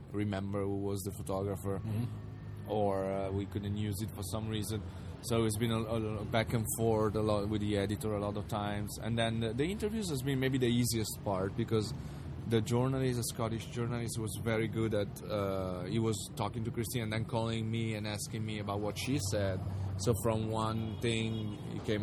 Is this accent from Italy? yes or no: yes; Italy; we're from Italy